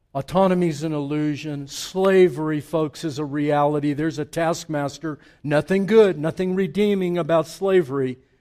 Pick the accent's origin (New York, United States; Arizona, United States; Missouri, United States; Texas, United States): Texas, United States; El Paso; born or raised there